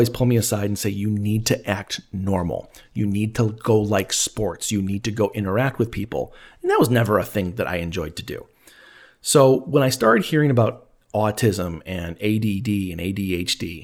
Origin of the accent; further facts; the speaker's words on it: Elgin, Illinois, United States; my hometown of Elgin, Illinois.